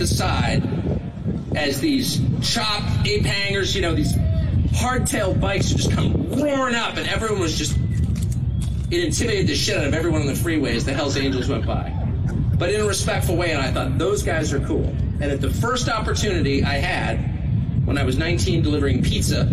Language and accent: English; California, United States; now in Maine, United States; I'm from California. I grew up here